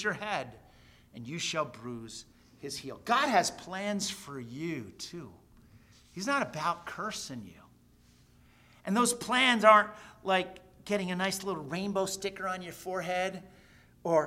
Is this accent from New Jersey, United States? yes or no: yes; New Jersey, United States; now in Queensbury, United States; I was raised in New Jersey